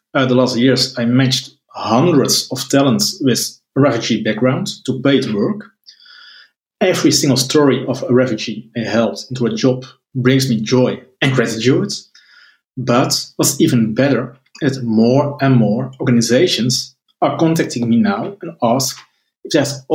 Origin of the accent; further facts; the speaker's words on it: Netherlands; I'm from the Netherlands